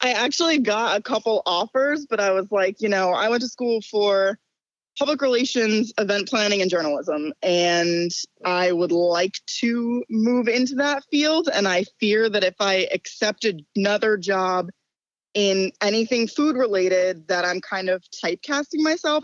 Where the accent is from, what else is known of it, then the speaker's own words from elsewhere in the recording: Ridgewood, New Jersey, United States; my hometown in Ridgewood, New Jer-